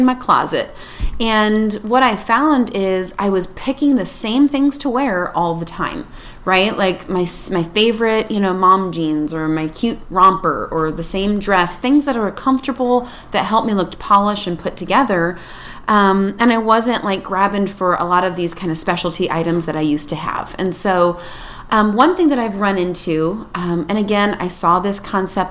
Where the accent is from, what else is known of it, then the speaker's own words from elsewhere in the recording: Indiana, United States; now in California, United States; And I'm from Indiana